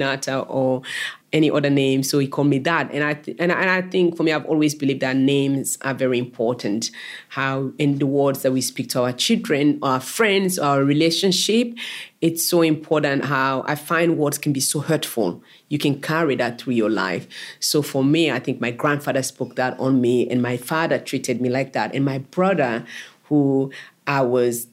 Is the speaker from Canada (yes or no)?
no; Freetown, Western Area, Sierra Leone; moved away as an adult; now in Australia; we grew up in Kisii, in Freetown, capital city, Freetown.